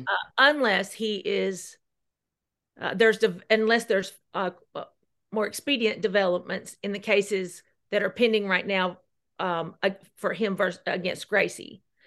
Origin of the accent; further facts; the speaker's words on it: near Gainesboro / Cookeville, Jackson County, Tennessee, United States; moved away; I had the support of everyone in Jackson County and Gainesboro, Cookville.